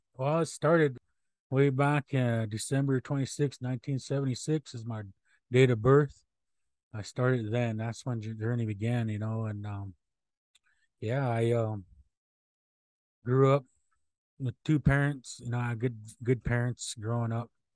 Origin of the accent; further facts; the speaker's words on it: Omaha people, Nebraska, United States; I come from the Buffalo Tail Clan of the Omaha people. That's how, that's where I come from.